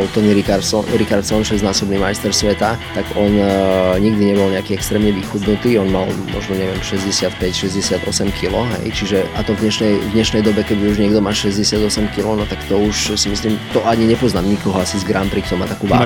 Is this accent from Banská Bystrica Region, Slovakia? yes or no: yes; Žarnovica, Banská Bystrica Region, Slovakia; Pochádzam z mesta e, Žarnovica, čiže e, pochádzam zo stredného Slovenska